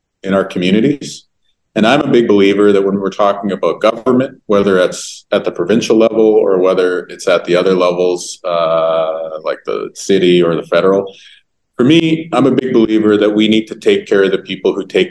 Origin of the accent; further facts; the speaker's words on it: Winnipeg, Manitoba, Canada; growing up in Winnipeg over the years